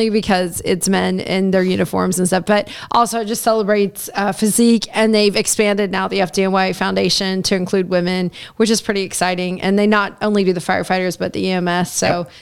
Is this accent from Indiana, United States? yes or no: yes; Southern Indiana, United States; also born or lived in Chicago / Philadelphia / Denver / Portland; now in New York, United States; I was raised in Southern Indiana in a little tiny town